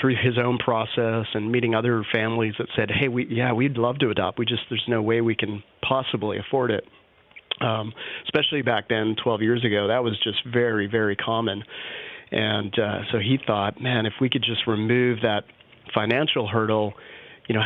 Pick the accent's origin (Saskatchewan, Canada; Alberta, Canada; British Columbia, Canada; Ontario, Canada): British Columbia, Canada; Vancouver; also born or lived in North Carolina; now in Austin, United States; I'm originally from Vancouver, Canada